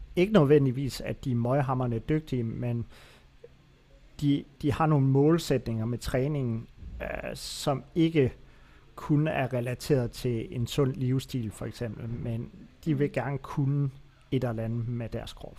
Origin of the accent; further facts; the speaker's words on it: Aarhus, Central Denmark Region, Denmark; Jeg er en af de få mennesker, tror jeg, der er født og opvokset i Aarhus.